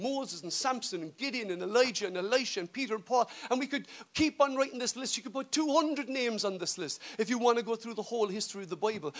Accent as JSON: {"language": "English", "country": "Ireland", "said": "as we say in Irish."}